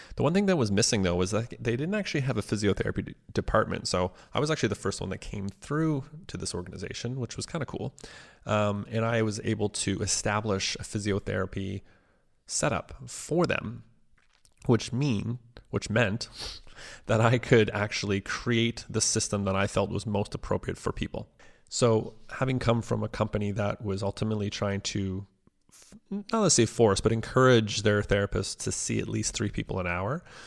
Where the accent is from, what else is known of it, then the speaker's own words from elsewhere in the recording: Cornwall, Ontario, Canada; also born or lived in Ottawa; My hometown of Cornwall, which is only about an hour away from Ottawa, is a, a pretty small town.